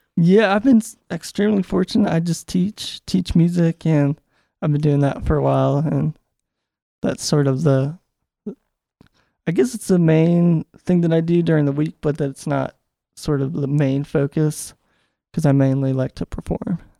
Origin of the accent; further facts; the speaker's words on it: Charlottesville, Virginia, United States; moved away as an adult; now in Richmond, United States; I grew up in Charlottesville and then, I guess, l, outside of Charlottesville, but, like, thirty minutes away from it.